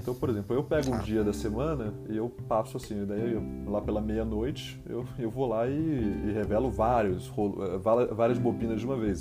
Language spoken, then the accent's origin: Portuguese; São Paulo, Brazil; eu sou de São Paulo